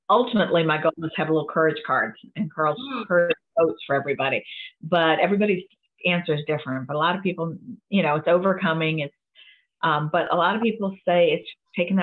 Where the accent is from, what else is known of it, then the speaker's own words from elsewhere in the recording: Buffalo, New York, United States; moved away; I was born in Buffalo